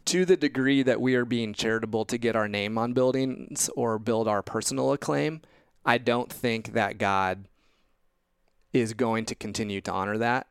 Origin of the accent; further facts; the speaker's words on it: Indiana, United States; growing up in Indiana, uh, came to faith at a young age, age eleven at church camp, uh, in Indiana